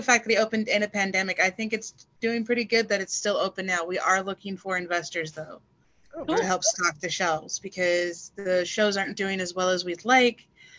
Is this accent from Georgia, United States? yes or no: no; El Paso, Texas, United States; moved away as an adult; also born or lived in the South; now in Oregon, United States; I'm originally from El Paso, Texas. I've been in Oregon since April 13th of 2019.